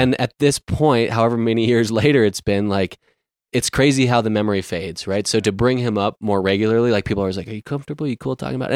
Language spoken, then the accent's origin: English; Ridgway, Colorado, United States; I grew up in Ridgeway, Colorado